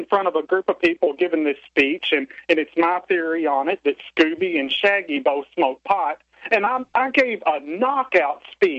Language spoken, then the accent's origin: English; Oklahoma, United States; accent: Okie; us men from Oklahoma